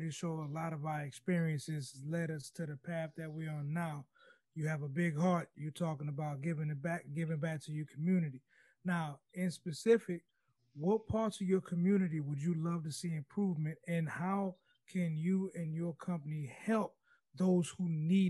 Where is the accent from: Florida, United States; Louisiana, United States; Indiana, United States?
Louisiana, United States; West Bank of New Orleans; just like we came from the West Bank